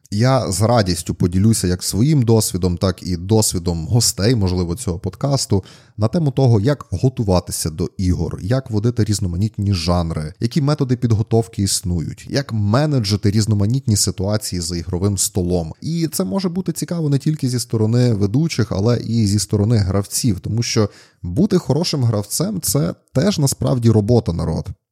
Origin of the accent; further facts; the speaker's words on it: Zakarpattia Oblast, Ukraine; В нас на Закарпатті є такий дуже класний вислів